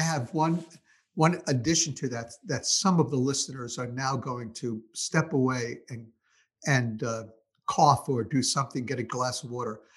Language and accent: English; New York City, New York, United States; also born or lived in Brooklyn; I was born in Brooklyn, raised in Queens in a very, very Jewish home